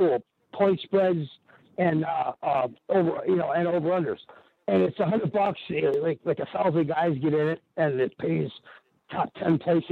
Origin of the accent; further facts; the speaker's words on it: Kenosha, Wisconsin, United States; I'm from Kenosha, Wisconsin, and I grew up in the early mid '80s